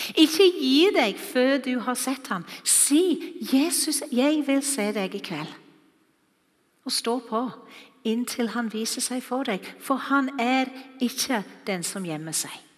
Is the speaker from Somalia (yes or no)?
no; Wales, United Kingdom; Norwegian is a second language; now in Norway; Dere har sikkert hørt at jeg ikke er norsk. Jeg taler ikke akkurat som dere. Jeg kommer fra Wales